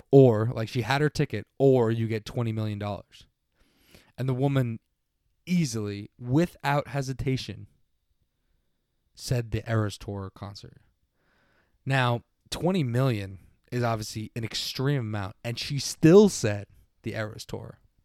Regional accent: Long Island, New York, United States; I am from Long Island

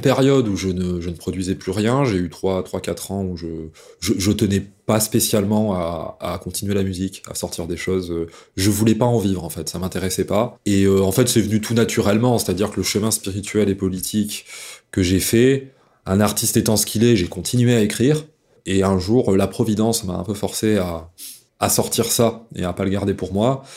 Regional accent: Dauphiné, Auvergne-Rhône-Alpes, France; j'ai poussé dans le terreau fertile du Dauphiné, voilà où j'ai grandi euh, dans la campagne.

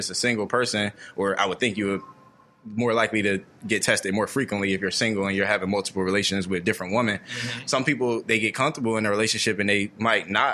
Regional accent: Trenton, New Jersey, United States; I spent time growing up around North Trenton, too

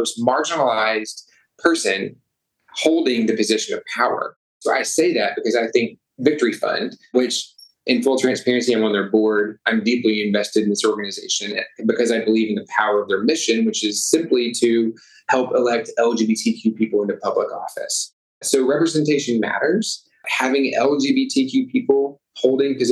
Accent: Arkansas, United States; moved away as an adult; also born or lived in Little Rock, Arkansas; now in Chicago, United States; I'm born and raised in Arkansas

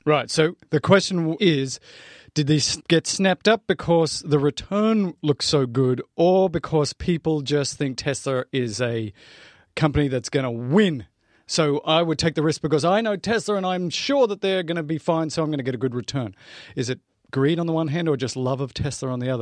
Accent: Australia; I'm Australian

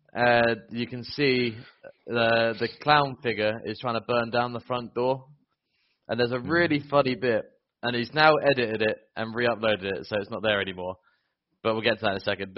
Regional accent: England, United Kingdom; I'm English

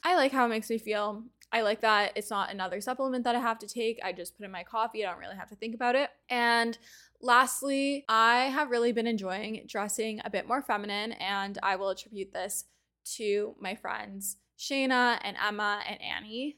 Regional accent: Canada; being a Canadian

